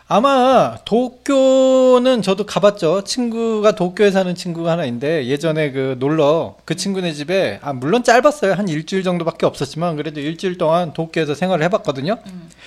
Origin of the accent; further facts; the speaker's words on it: Seoul, South Korea; 근데 시내에서 있었지만 아무래도 난 서울 사람이었기 때문에 내 입장에서는 확실히 그 시내조차도 시골이었거든.